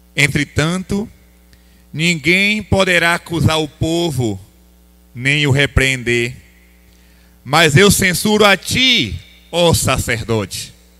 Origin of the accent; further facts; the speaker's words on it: Bahia, Brazil; Eu sou baiano